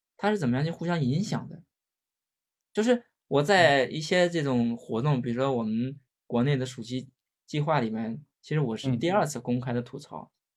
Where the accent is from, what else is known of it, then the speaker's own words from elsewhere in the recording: China; 我们中国人很讲究面子